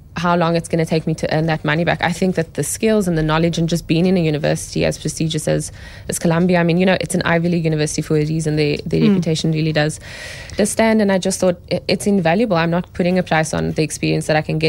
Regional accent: Cape Town, Western Cape, South Africa; I grew up in Cape Town, yeah. Went to school here

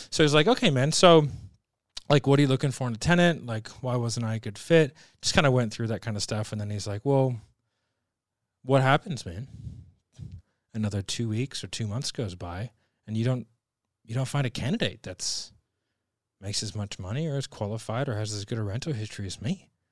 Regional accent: Sydney, New South Wales, Australia; I'm from Sydney

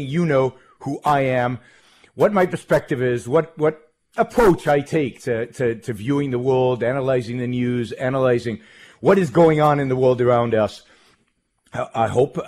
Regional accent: Israel; moved away as an adult; now in United States; I was born in Israel, raised in Israel, lived most of my early life in Israel, served in the Israeli army in military intelligence.

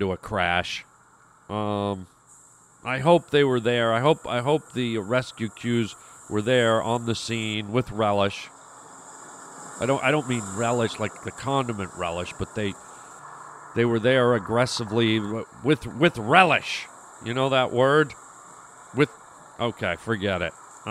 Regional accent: Canada; I was born and raised in Canada, and we grew up on, you know, a lot of Canadian radio

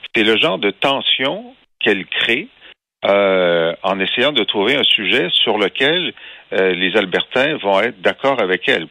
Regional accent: Thetford Mines, Quebec, Canada; Je viens, de Thetford Mines

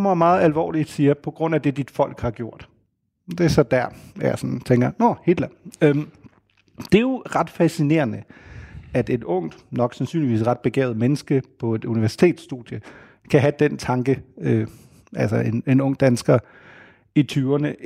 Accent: Germany; Danish is a second language; now in Denmark; der finder ud af, at jeg kommer fra Tyskland. Og så kigger han på mig, og så spørger han mig, om jeg skammer mig over at være tysk.

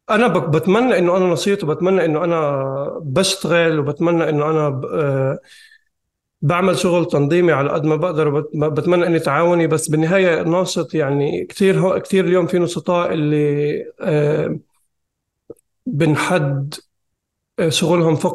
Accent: Jerusalem, Palestine; born there; أنا ولدت بالقدس بسوق جراح آه، طول عمري بحب الكتابة وبحب القراءة

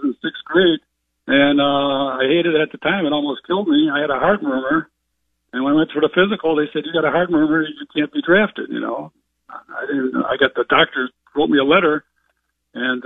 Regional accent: Cleveland, Ohio, United States; growing up in West Park of Cleveland, Ohio

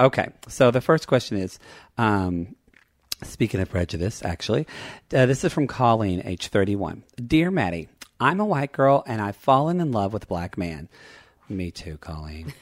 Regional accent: Lone Grove, Oklahoma, United States; also born or lived in Ardmore; I was from a smaller town, like, five miles west called Lone Grove

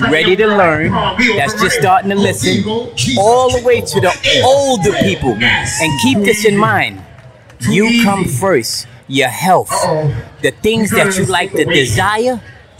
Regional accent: Harlem, New York, United States; now in Bronx, United States; I'm from Harlem.

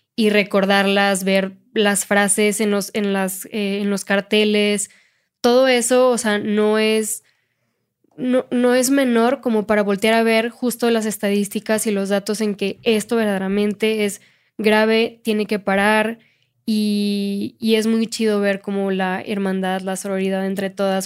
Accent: Monterrey, Nuevo León, Mexico; now in Mexico City, Mexico; Yo soy de Monterrey

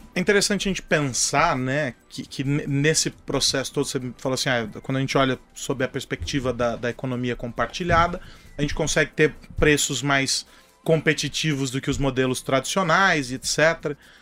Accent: São Paulo, Brazil; eu continuo sendo paulistano

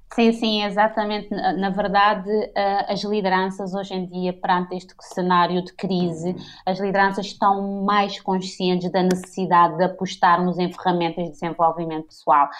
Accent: Santo Antão, Cape Verde; moved away; also born or lived in Praia, Cape Verde; eu sou de Santo Antão

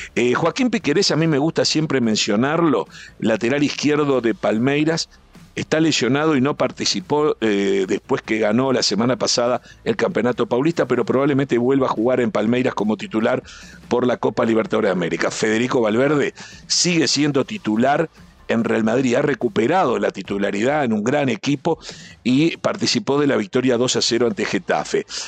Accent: Uruguay; los 500 uruguayos que estábamos ahí

